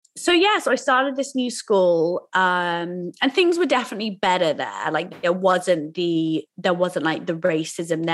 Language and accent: English; Oxford, South East England, United Kingdom; I grew up in school in Oxford